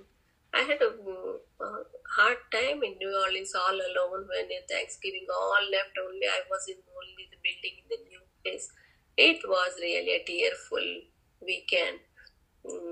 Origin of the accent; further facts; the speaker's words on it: India; moved away as an adult; now in United States; in my hometown I was the only PhD and doctorate